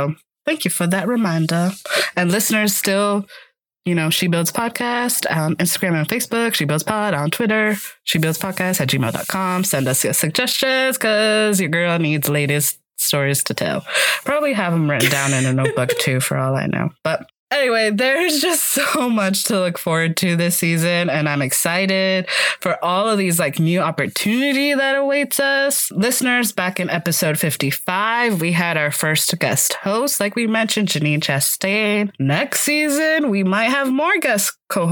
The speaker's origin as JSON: {"language": "English", "town": "Miami", "region": "Florida", "country": "United States", "tie": "born or raised there", "moved": "as an adult", "said": "I'm officially back in my hometown of Miami, Florida"}